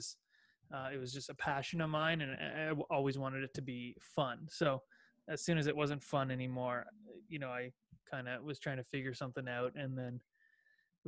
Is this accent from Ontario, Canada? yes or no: yes; Ajax, Ontario, Canada; I grew up about, just east of the city. Born and raised it's a town called Ajax